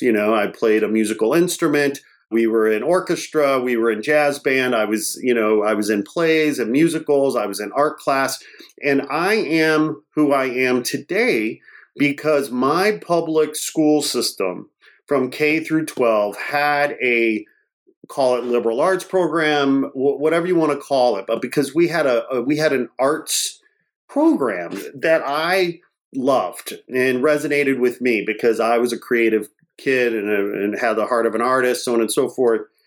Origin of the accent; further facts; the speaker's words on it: Portage, Indiana, United States; also born or lived in Gary, Indiana; I grew up, I was born in Gary, Indiana, and I was raised, I'm a working class kid from a blue collar family. I went to uh, public school there in Portage, Indiana